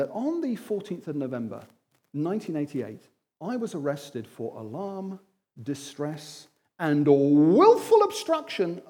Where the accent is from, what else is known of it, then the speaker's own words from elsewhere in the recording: Wimbledon, London, United Kingdom; I'm from Wimbledon.